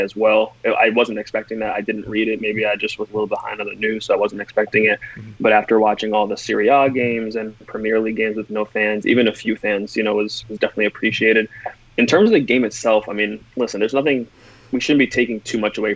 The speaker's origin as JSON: {"language": "English", "region": "Connecticut", "country": "United States", "moved": "yes", "lives_now": "Florida, United States", "said": "I'm originally from Connecticut, so I took a trip back home recently"}